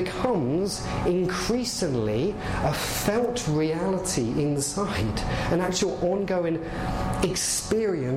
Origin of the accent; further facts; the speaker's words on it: England, United Kingdom; now in Canada; I'm clearly English. I clearly am